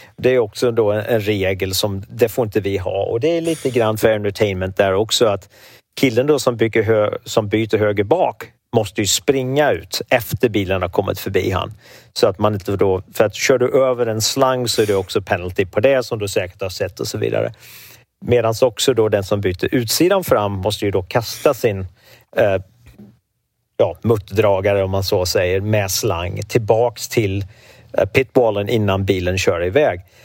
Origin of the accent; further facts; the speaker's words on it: Sweden; moved away as an adult; now in United States; som svensk